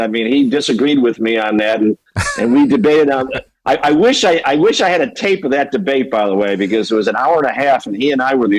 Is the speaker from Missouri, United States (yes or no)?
no; Chicago, Illinois, United States; now in California, United States; I'm from Illinois. I'm from Chicago.